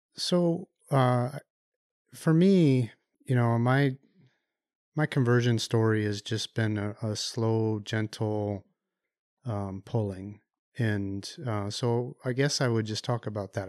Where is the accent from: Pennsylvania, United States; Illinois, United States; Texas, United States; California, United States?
Illinois, United States; Chicago; moved away; also born or lived in Ann Arbor, Michigan; I grew up in the Chicago area